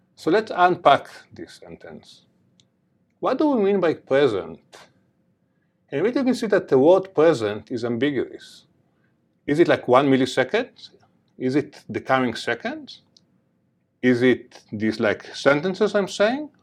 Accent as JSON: {"language": "English", "town": "Jerusalem", "region": "Jerusalem District", "country": "Israel", "tie": "born or raised there", "accent": "heavy accent", "moved": "yes", "said": "I grew up in Jerusalem, in the border between East Jerusalem and West Jerusalem."}